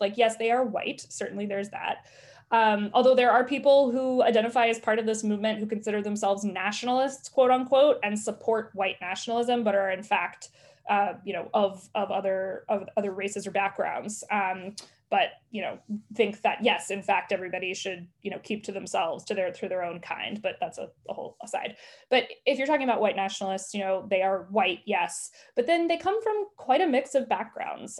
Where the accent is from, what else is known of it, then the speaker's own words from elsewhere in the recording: the South, United States; I grew up in the South